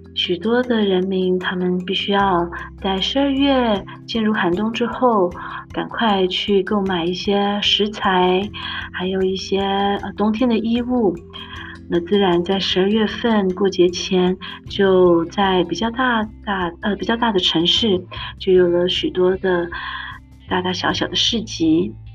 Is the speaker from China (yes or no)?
no; Taipei, Taiwan; moved away as an adult; also born or lived in Austria / United States; now in Nuremberg, Germany; 我是在台北长大，留着高雄写的客家子弟